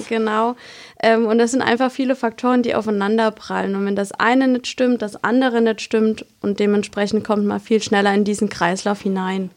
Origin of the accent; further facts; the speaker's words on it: Kusel, Rhineland-Palatinate, Germany; komme aus dem schönen Kusel